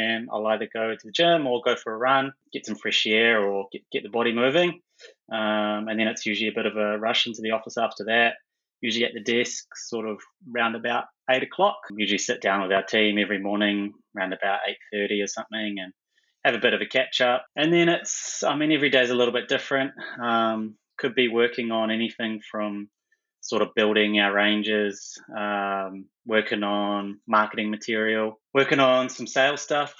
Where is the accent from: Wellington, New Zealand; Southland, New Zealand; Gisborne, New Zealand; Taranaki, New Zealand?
Taranaki, New Zealand; also born or lived in Hawera, New Zealand; I actually grew up in Taranaki, originally in South Taranaki, tiny little place called Hawera